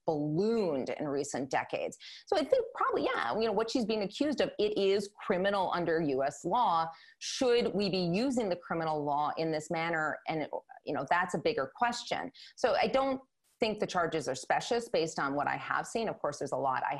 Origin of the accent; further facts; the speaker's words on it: Madison, Wisconsin, United States; growing up in Madison, Wisconsin